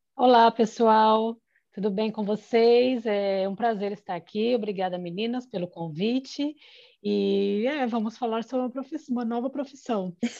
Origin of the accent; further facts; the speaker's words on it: Brazil; moved away as an adult; now in Ireland; Eu saí do Brasil fazendo coordenação de eventos, vim para cá para aprender